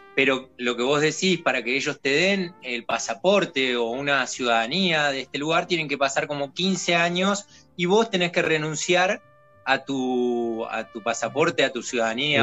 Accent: Patagonia, Neuquén, Argentina; moved away as an adult; also born or lived in Bariloche, Argentina; now in Andorra; yo soy del sur de la Patagonia de Neuquén, de Argentina

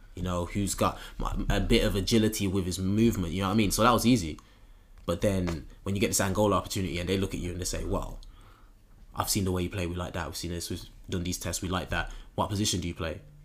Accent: Birmingham, West Midlands, United Kingdom; growing up in Birmingham

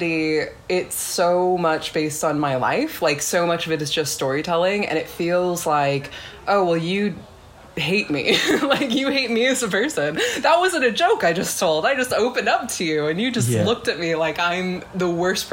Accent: California, United States; moved away as an adult; now in Manchester, United Kingdom; I'm from California

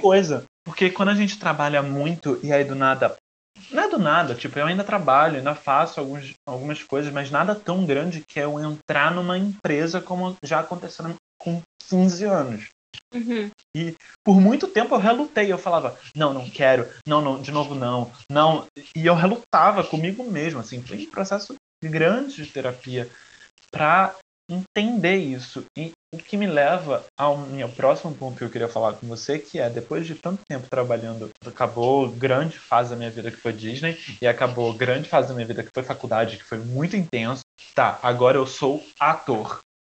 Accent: Brazil; eu sou brasileiro

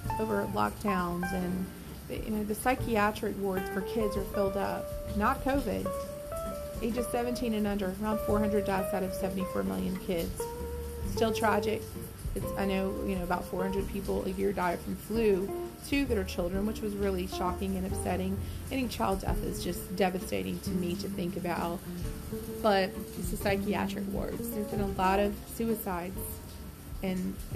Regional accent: Deep South, United States; moved away; I was from the Deep South. You know, things were sort of prim and proper down there

